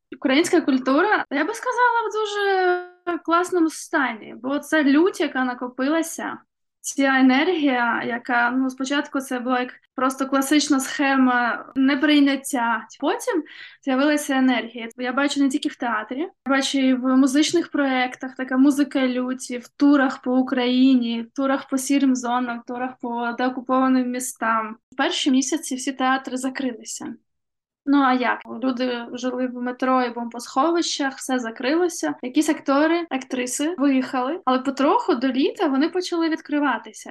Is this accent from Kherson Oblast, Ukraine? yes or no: yes; Kherson, Kherson Oblast, Ukraine; Мій рідний Херсон е, теж потрапив в окупацію.